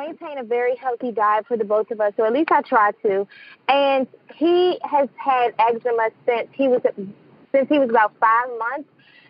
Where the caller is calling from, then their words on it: Bowie, Maryland, United States; I'm calling from Maryland, Bowie, Maryland.